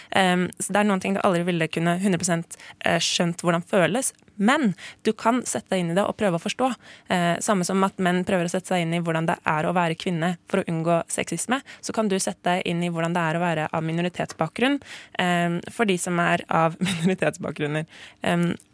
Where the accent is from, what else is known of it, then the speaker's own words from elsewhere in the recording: Norway; jeg er født her i Norge